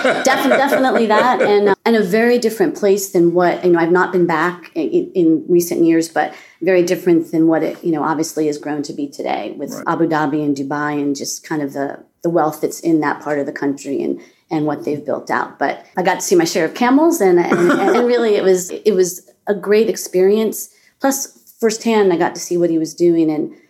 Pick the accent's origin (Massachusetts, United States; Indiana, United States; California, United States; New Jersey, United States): New Jersey, United States; Short Hills; moved away as an adult; also born or lived in New York City / Winter Park, Florida / Midland, Michigan; So I was born in New York City, and I grew up in Short Hills, New Jersey, which is about 30, 40 minutes out.